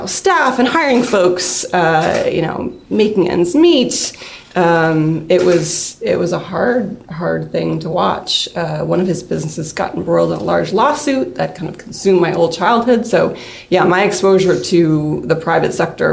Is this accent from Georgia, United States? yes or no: no; Amherst, Massachusetts, United States; moved away as an adult; also born or lived in Brooklyn; growing up in Amherst is this, like, activist spirit. So that's where I grew up